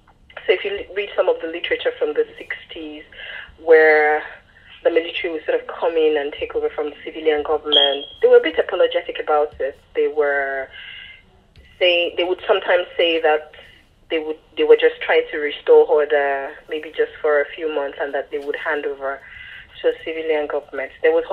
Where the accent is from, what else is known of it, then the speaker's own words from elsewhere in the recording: Lagos, Nigeria; born there; I was born in Lagos and then lived elsewhere.